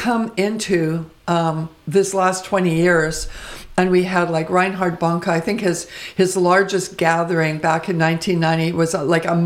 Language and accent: English; Vancouver, British Columbia, Canada; I was born and raised in Vancouver